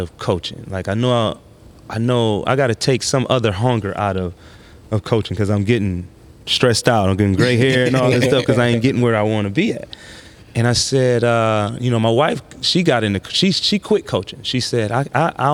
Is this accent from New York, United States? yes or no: no; Saginaw, Michigan, United States; moved away; also born or lived in Kalamazoo; I'm from Saginaw